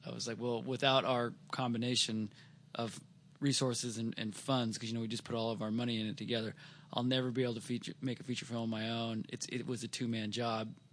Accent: Seattle, Washington, United States; we're from Seattle

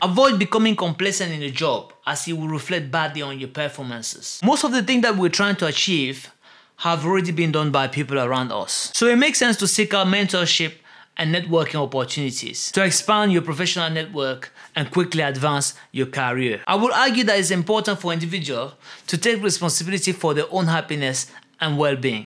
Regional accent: Cameroon; In Cameroon, for example, which is my home country

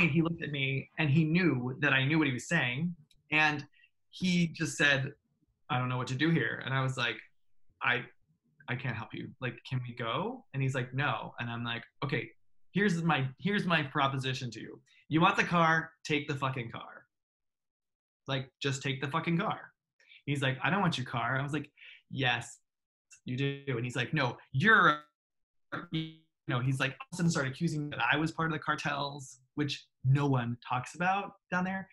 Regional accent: United States; they knew I was American right away

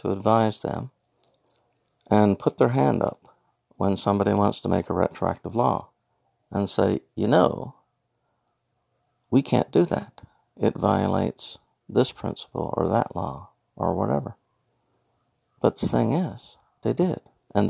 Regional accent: Newfoundland and Labrador, Canada; I'm from Newfoundland

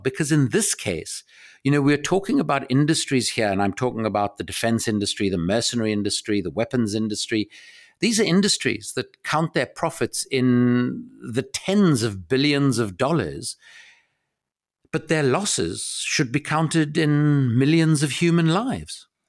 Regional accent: South Africa; I grew up in South Africa

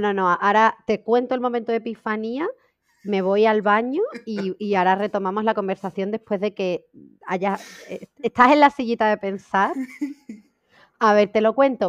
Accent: Seville, Andalusia, Spain; Yo soy de Sevilla.

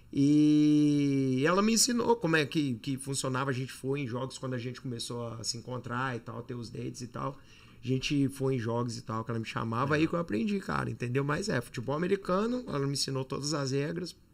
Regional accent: Juiz de Fora, Minas Gerais, Brazil; moved away as an adult; also born or lived in Barbacena; now in United States; nasci em Juiz de Fora há 38 anos atrás

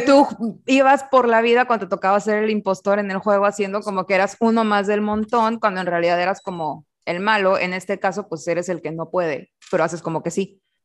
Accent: Mexico

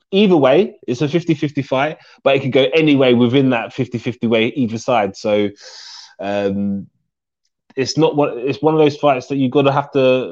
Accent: London, United Kingdom; my hometown

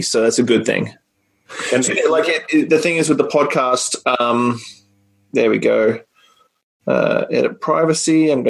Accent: Australia; back home in Australia

